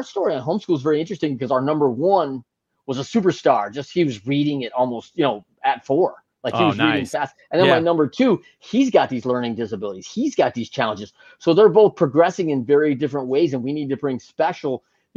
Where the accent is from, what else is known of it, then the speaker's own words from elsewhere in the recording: Great Lakes, United States; I grew up in the Great Lakes